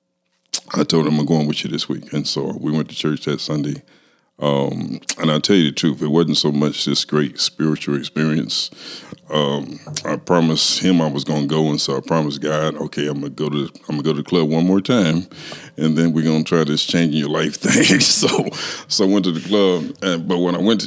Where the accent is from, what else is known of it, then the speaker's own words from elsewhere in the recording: Kansas City, Missouri, United States; I was born and raised right here in Kansas City